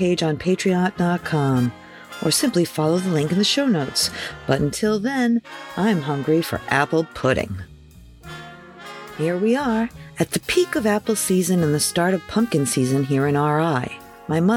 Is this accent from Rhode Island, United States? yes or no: yes; Pawtuxet, Rhode Island, United States; I grew up here in Pawtuxet